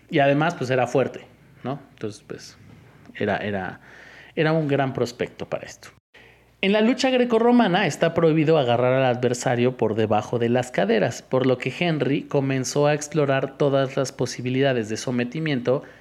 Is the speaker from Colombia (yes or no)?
no; Iztapalapa, Mexico City, Mexico; porque soy de Iztapalapa